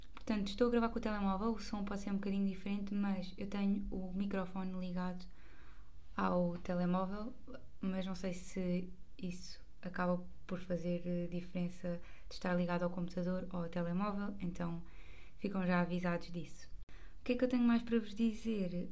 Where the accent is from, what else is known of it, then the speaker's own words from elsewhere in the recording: Margem Sul, Setúbal, Portugal; como eu não sou de Lisboa, sou da margem sul